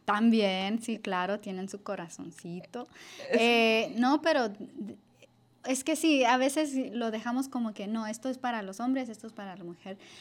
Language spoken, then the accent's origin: Spanish; Los Angeles, California, United States; yo crecí aquí en Los Ángeles